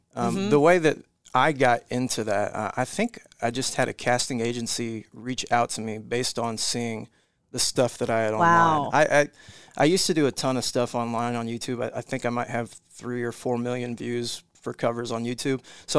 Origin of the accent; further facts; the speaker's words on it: Bedford, Iowa, United States; also born or lived in Kansas / Colorado; kind of settled in Southwest Iowa, Bedford, Iowa, small town, about maybe 1,200 people. So that was kind of my upbringing. Like I said, bounced around a little growing up, Kansas, Colorado.